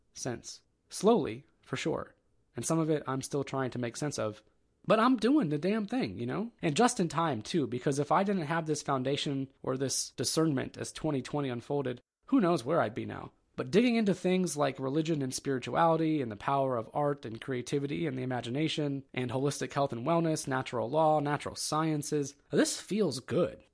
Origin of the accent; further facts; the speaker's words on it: Ohio, United States; I'm from the Kingdom of Ohio